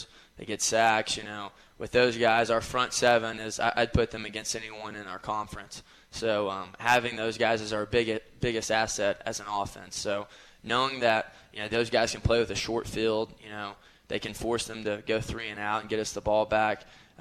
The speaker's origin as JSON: {"language": "English", "town": "Cleveland", "region": "Tennessee", "country": "United States", "moved": "as an adult", "lives_now": "Johnson City, United States", "said": "I'm from Cleveland, which is right by Chattanooga, and I had a lot of friends and family there"}